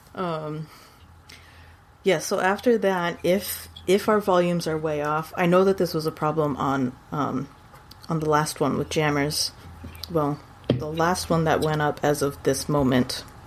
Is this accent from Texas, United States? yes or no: yes; San Antonio, Texas, United States; moved away; in Texas, in San Antonio, even because that's where I was born